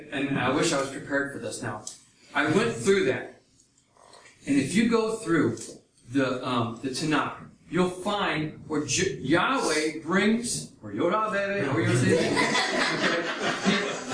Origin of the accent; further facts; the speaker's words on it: United States; I'm from the United States